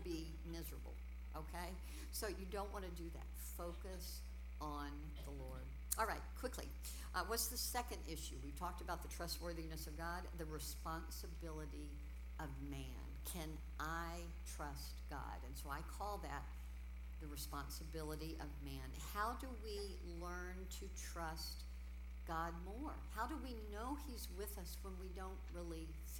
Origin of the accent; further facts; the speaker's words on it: Houston, Texas, United States; I grew up in Houston